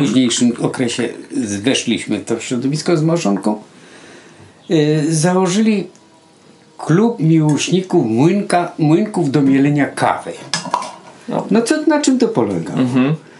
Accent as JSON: {"language": "Polish", "area": "Dzierżoniów", "region": "Lower Silesian Voivodeship", "country": "Poland", "tie": "born or raised there", "said": "w szkole średniej y, też pamiętam w liceum w Dzierżoniowie"}